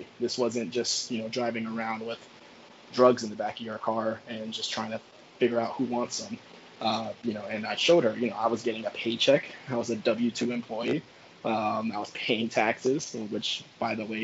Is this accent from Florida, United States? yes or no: yes; Pembroke Pines, Florida, United States; moved away as an adult; also born or lived in Virginia; I'm originally from Pembroke Pines, Florida